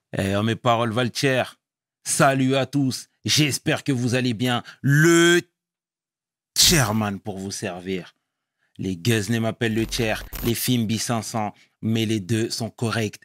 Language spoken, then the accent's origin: French; Sarcelles, Île-de-France, France; je viens de Sarcelles et c'est une ville